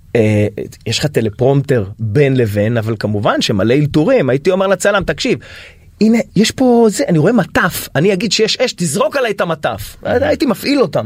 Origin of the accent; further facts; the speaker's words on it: Haifa, Haifa District, Israel; אני מחיפה